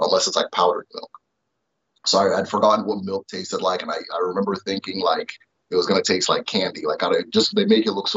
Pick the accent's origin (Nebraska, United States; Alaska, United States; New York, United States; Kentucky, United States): Nebraska, United States; also born or lived in Nigeria / Imo State, Nigeria; So I ended up growing up in Nebraska for a lot of times